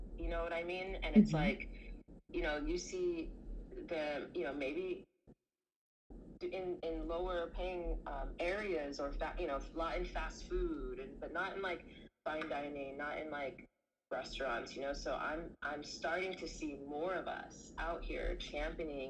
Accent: Los Angeles, California, United States; also born or lived in Antelope Valley / Santa Monica; I'm born and raised in Los Angeles, right? We moved to the Antelope Valley when I was 7 years old.

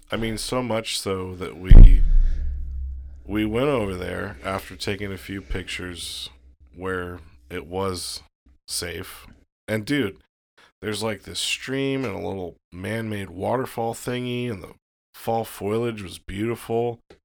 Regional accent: Florida, United States; I was born in Florida

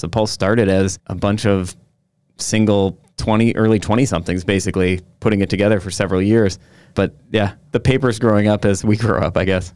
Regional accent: Sister Bay, Wisconsin, United States; also born or lived in Chicago; my hometown

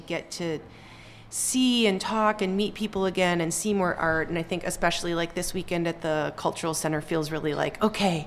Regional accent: Chicago, Illinois, United States; moved away as an adult; I'm from Chicago. I've been back here since college, since 2010

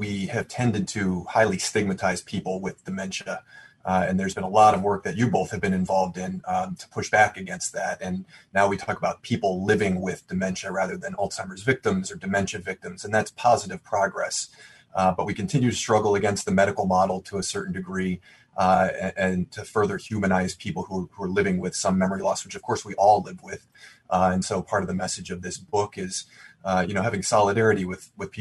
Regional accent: Cleveland, Ohio, United States; my hometown is Cleveland

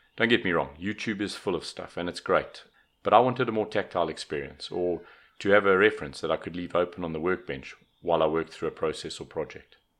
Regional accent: South Africa; also born or lived in Johannesburg; I'm a South African. I live in Johannesburg

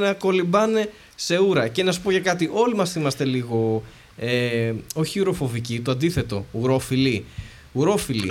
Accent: Greece; εμείς που είμαστε Έλληνες

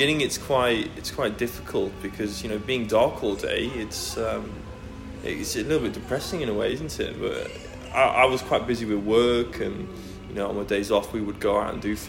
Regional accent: Netherlands; also born or lived in Manchester, England / Sheffield, England / Svalbard, Norway; now in Melbourne, Australia; I'm originally from England, but I grew up in the Netherlands.

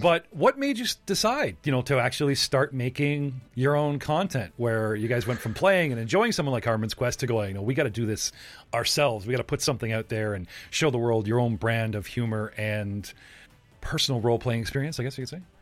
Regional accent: Canada; I'm Canadian

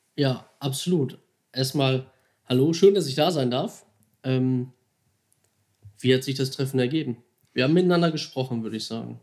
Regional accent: Duisburg, North Rhine-Westphalia, Germany; also born or lived in Mülheim an der Ruhr; Gebürtiger Duisburger. Ich versuche das immer ein bisschen zu verstecken, dass man das nicht so raushört

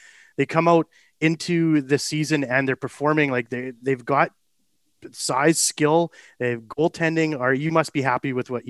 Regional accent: Canada; Lesson learned, but it's one of those things being a Canadian.

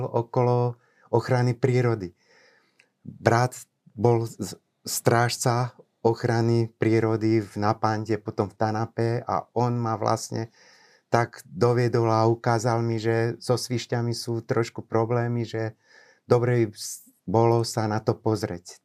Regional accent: Bobrovec, Žilina Region, Slovakia; also born or lived in Nitra; pochádzam z Liptova, z dediny Bobrovec. Je to pod úpetím západných Tatier, moje rodné doliny

